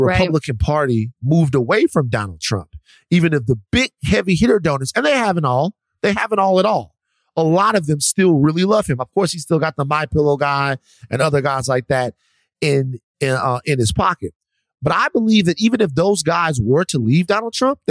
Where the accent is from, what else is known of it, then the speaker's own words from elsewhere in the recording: the South, United States; I'm from the South.